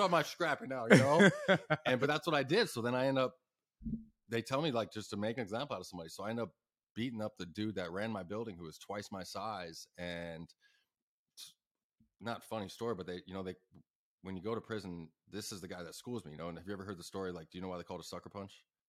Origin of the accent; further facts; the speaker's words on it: Ahwatukee, Arizona, United States; I'm from Awaitooki